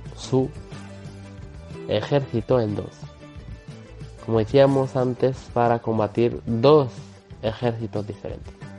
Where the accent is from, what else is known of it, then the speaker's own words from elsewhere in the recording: Western Sahara; now in France; nuestro pueblo